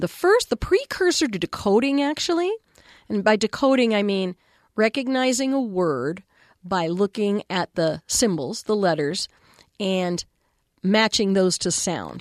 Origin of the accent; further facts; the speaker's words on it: Texas, United States; I had an amazing school librarian in elementary school in Texas